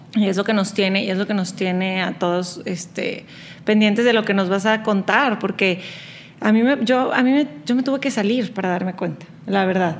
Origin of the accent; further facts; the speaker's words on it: Monterrey, Nuevo León, Mexico; moved away as an adult; now in Houston, United States; crecí en Monterrey, pero siendo de, papás y hermanos chilangos